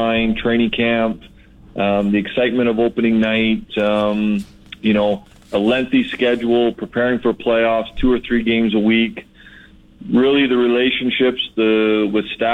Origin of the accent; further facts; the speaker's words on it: Toronto, Ontario, Canada; growing up in the Toronto area